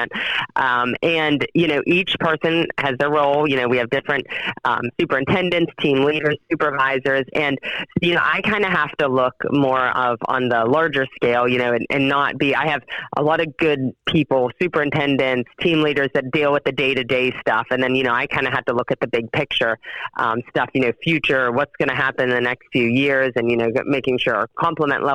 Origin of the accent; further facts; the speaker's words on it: Wheeling, West Virginia, United States; moved away as an adult; also born or lived in Buckhannon, West Virginia; now in St. Clairsville, United States; I grew up in Wheeling, West Virginia.